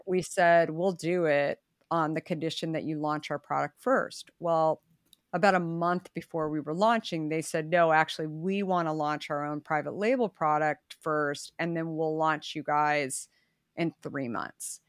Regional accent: Arizona, United States; I grew up in Arizona

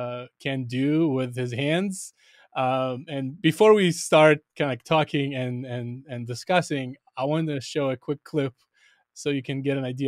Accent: Israel; I grew up in Israel as well

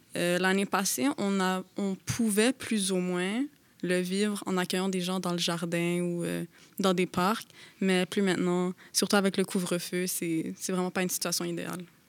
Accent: Montreal, Quebec, Canada; also born or lived in Laval; je suis née à Montréal et j'ai grandi ici

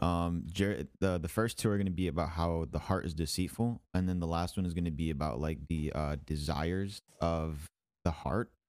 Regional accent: Michigan, United States; now in Houston, United States; I'm from Michigan

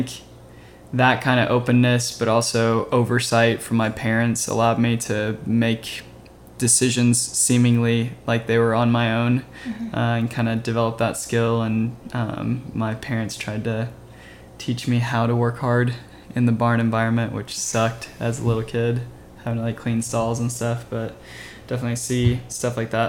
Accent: Louisville, Kentucky, United States; moved away as an adult; now in Nashville, United States; I grew up in Louisville as well and met him in high school

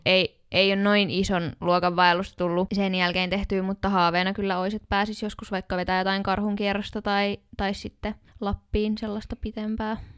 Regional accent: Tampere, Pirkanmaa, Finland; also born or lived in Jyväskylä; Mä oon ihan Tampereelta kotoisin ja suurimman osan elämästäni asunut Tampereella

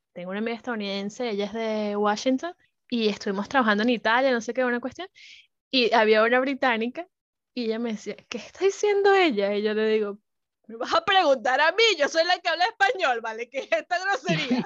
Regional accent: Venezuela; moved away; Venezuela está, nosotros somos más como del Caribe

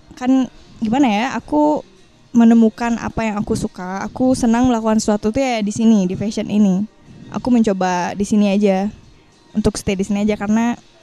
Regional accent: Bali, Indonesia; aku asli Bali

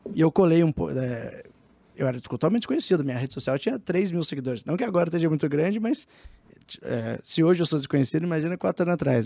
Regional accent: Taubaté, São Paulo, Brazil; eu sou do Vale do Paraíba, lá de Taubaté

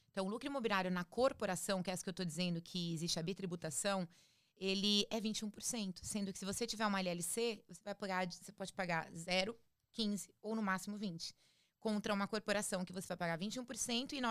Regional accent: Campo Grande, Mato Grosso do Sul, Brazil; Eu sou do Mato Grosso do Sul.

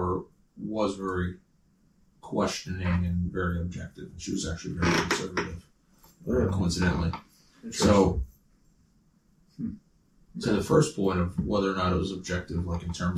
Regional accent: New Jersey, United States; I am from New Jersey.

